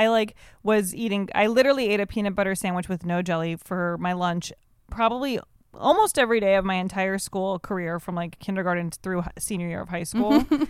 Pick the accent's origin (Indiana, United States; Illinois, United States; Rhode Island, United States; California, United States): Illinois, United States; Evanston; I grew up in Evanston, Illinois, right outside of Chicago.